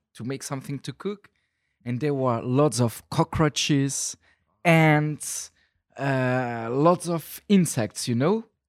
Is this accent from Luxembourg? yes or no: yes; Luxembourg; moved away as an adult; also born or lived in Brussels, Belgium; I was born in Luxembourg um, in uh, 1990, 31 years ago, and then with um, 18 I went to study in Brussels